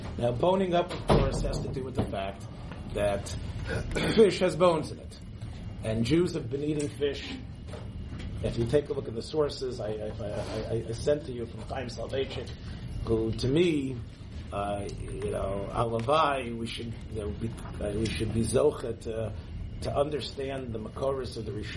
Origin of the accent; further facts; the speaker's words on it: Memphis, Tennessee, United States; I was growing up in Memphis